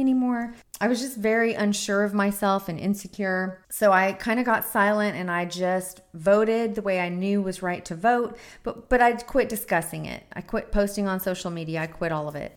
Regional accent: United States; I'm a second generation American. My grandfather was born in Lebanon

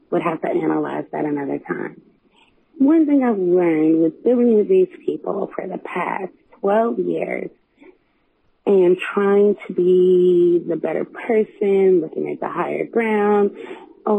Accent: West Virginia, United States; moved away as an adult; now in Texas, United States; I'm a Nigerian-American from West Virginia

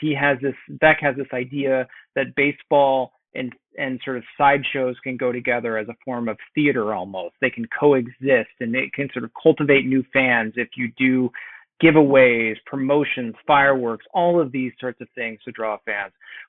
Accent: St. Louis, Missouri, United States; I am from St. Louis.

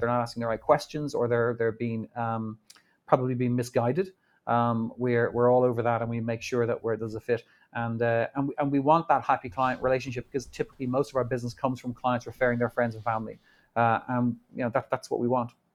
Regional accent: Ireland; also born or lived in New York; now in Dublin, Ireland; We grew up in Ireland

